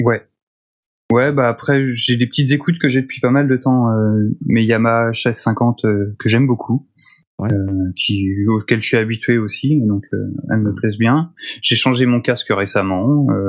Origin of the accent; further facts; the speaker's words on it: Nantes, Pays de la Loire, France; moved away; Je suis nantais au départ